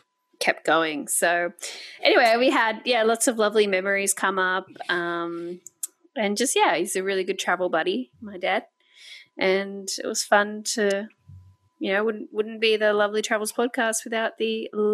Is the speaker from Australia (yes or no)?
yes; Australia; I am Australian. I was born in Australia.